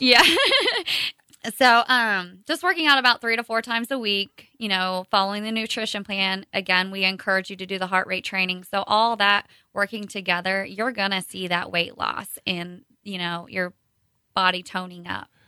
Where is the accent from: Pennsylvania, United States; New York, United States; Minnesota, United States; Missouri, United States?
Missouri, United States; Kearney; I was born and raised here in Kearney